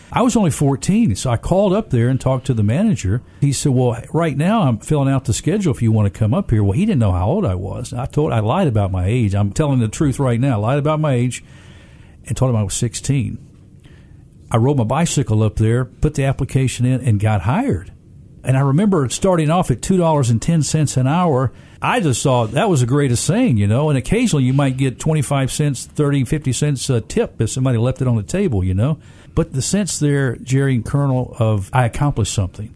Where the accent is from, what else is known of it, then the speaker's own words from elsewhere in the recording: Memphis, Tennessee, United States; I grew up here in Memphis, single parent home